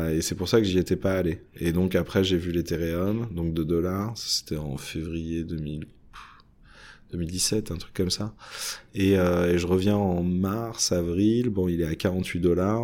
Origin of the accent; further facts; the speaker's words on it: France; je suis français sur plein de caractères